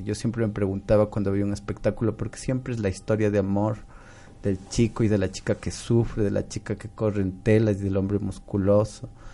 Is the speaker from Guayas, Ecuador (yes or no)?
no; Cuenca, Azuay, Ecuador; yo soy cuencano de nacimiento, entonces una vez, desde que era muy niñito